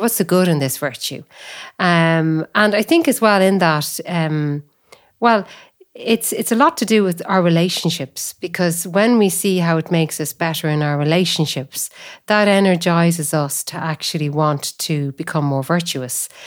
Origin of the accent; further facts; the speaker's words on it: Athlone, Leinster, Ireland; moved away; also born or lived in Cork; I was born in Athlone, I work in Cork.